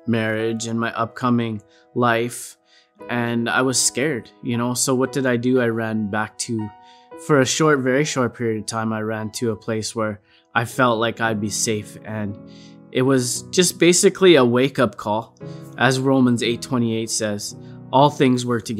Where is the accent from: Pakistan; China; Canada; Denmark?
Canada; Alberta; also born or lived in Didsbury, Alberta; I am originally from Didsbury, Alberta, around Calgary. That's where I was born, but I kind of grew up everywhere in Alberta